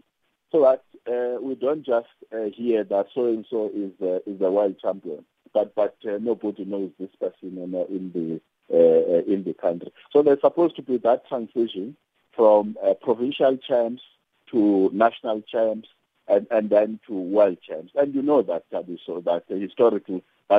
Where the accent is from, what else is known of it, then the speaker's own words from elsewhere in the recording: South Africa; a South African